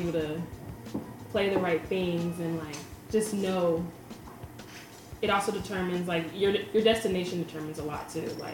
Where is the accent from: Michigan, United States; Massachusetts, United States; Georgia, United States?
Georgia, United States; Atlanta; we're from Atlanta